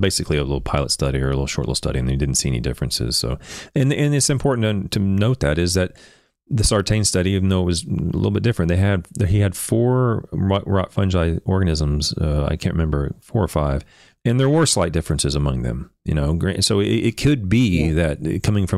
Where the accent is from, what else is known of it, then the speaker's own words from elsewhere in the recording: Oklahoma, United States; I'm from Oklahoma